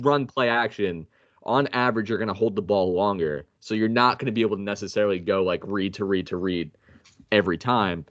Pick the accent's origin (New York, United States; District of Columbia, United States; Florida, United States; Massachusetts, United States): New York, United States; now in Carolina, United States; we live in Carolina. Uh, I'm from New York